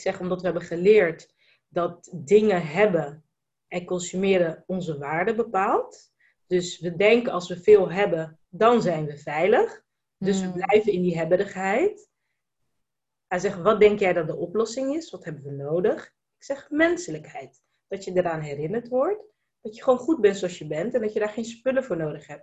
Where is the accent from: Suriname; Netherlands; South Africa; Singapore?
Netherlands; also born or lived in Spain / Brussels / Abu Dhabi; ik ben in Nederland geboren